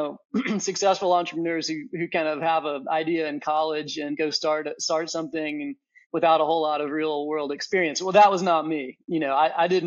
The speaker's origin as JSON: {"language": "English", "town": "Nashville", "region": "Tennessee", "country": "United States", "said": "I'm from Nashville, Tennessee"}